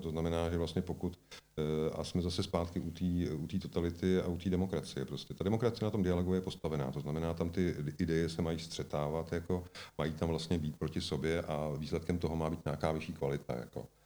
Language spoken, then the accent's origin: Czech; Czechia; jsem tady prostě celý život v České republice